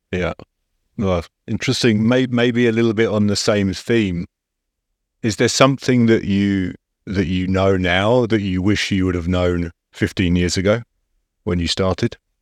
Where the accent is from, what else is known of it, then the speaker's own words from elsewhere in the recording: England, United Kingdom; as an Englishman